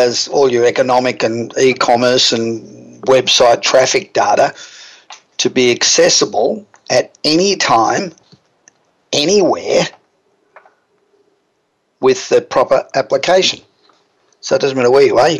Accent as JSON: {"language": "English", "country": "Australia", "accent": "Australian", "said": "even with my Australian accent"}